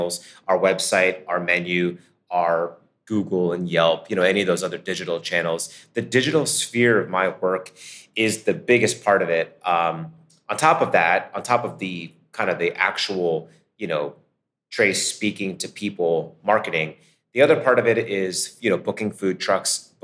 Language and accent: English; near Akron, Canton, Ohio, United States; moved away as an adult; now in Pittsburgh, United States; I grew up near Akron, Canton, Ohio.